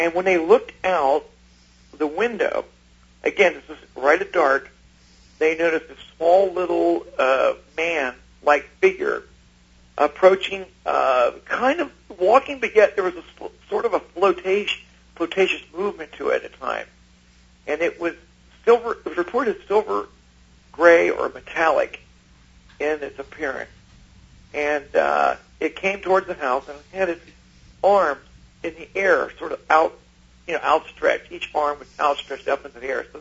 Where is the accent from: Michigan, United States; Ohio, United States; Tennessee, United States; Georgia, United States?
Ohio, United States; growing up in Ohio, because my family were from Kentucky